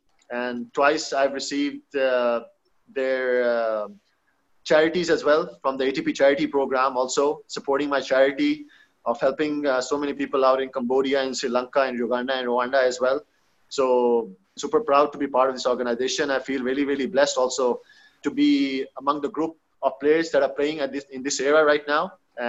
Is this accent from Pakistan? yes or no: yes; Pakistan; English is a second language; being a Pakistani, being a Muslim, you can't even dream of that, you know?